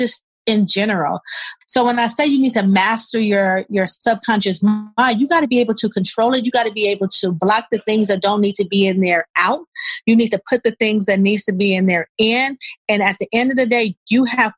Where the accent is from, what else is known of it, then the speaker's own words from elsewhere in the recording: Los Angeles, California, United States; I'm originally from South Central LA. I was raised between Crenshaw and Overhill off of Slauson